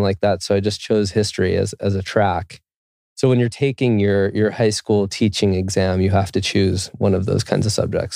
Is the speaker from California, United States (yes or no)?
yes; California, United States; moved away as an adult; now in Quito, Ecuador; I grew up in California